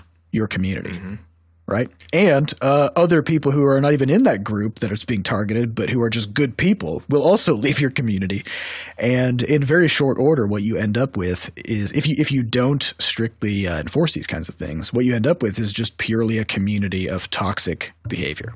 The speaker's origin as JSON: {"language": "English", "region": "Iowa", "country": "United States", "moved": "yes", "lives_now": "St. Louis, United States", "said": "we're originally from Iowa, a small rural town of 10,000 people"}